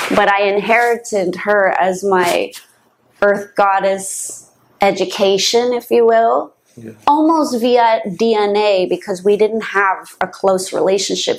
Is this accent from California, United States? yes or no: yes; San Francisco, California, United States; moved away as an adult; also born or lived in New York; now in Los Angeles, United States; I grew up in the home of social engineering other than LA, which is where we are now, right? But it's close by. So the Bay Area